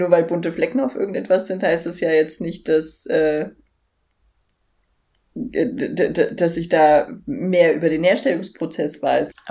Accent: Berlin, Germany; Ich komme aus Berlin XY.

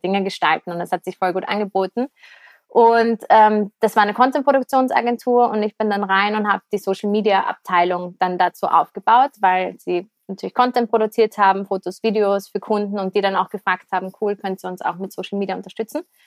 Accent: Vienna, Austria; ich komme aus Wien, bin 30 Jahre alt

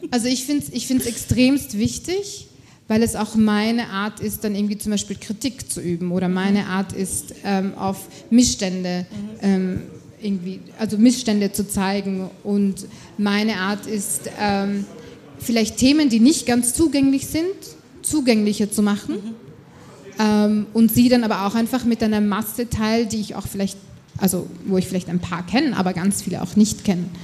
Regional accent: Austria; ich bin Österreicherin, ich äh, zahle brav meine Steuern und leiste alles dazu bei

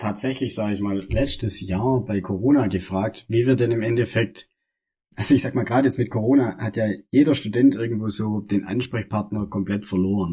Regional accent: das Ländle, Baden-Württemberg, Germany; wir sind beide aus dem Ländle, also aus dem Süden Deutschlands, aus dem, aus dem wahren Süden Deutschlands

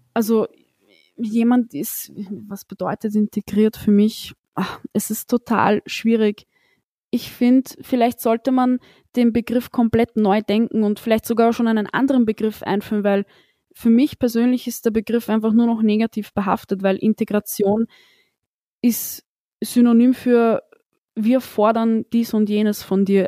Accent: Austria; ich bin in Österreich geboren

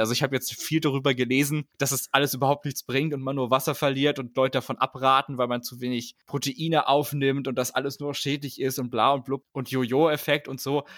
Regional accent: Germany; als Deutscher

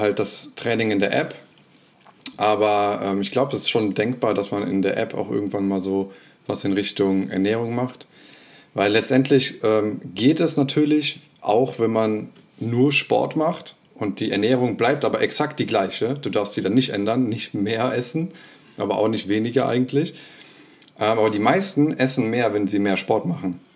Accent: Bergisch Gladbach, North Rhine-Westphalia, Germany; ich komme aus Refrath oder Bergisch Gladbach, wer das nicht kennt.

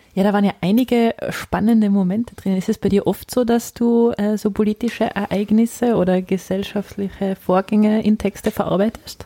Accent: village next to Mösern, Tyrol, Austria; das äh, Nachbardorf von meinem Heimatort heißt Mösern

